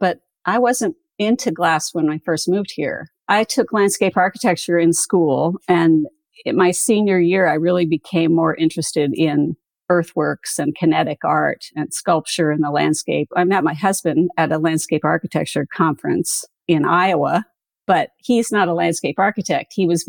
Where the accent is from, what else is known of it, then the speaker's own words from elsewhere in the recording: Canada; also born or lived in United States; I mean, I was born in Canada, but at least 10 of those years we lived in the States.